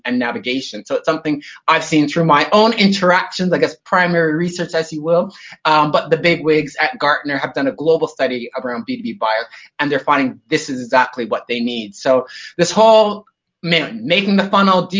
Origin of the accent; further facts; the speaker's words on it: Toronto, Ontario, Canada; moved away as an adult; now in Sydney, Australia; I live in Sydney, Australia, but as you can tell by my lack of Aussie accent, I'm originally from Toronto, Canada. So I've been here in Sydney down under for about 21 years